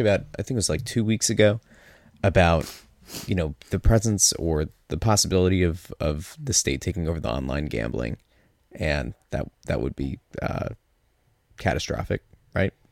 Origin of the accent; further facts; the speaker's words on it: Pottsville, Pennsylvania, United States; I'm from Pottsville